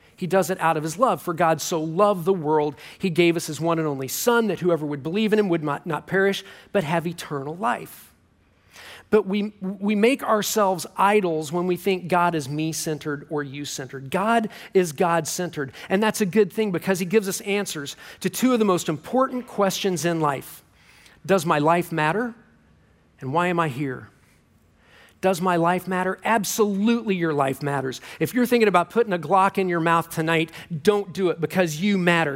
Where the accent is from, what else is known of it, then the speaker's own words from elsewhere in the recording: Kansas City, United States; I'm from Kansas City